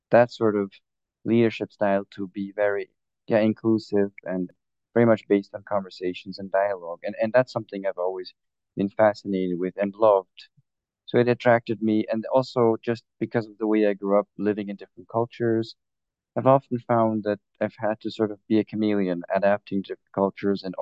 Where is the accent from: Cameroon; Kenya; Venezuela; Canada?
Cameroon; But I was born in Cameroon, grew up there, with parents who were involved in language development work.